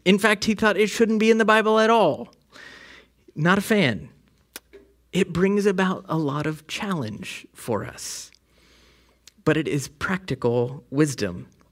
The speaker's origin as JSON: {"language": "English", "region": "West Virginia", "country": "United States", "said": "I'm from West Virginia. we don't really put the G on the end of things"}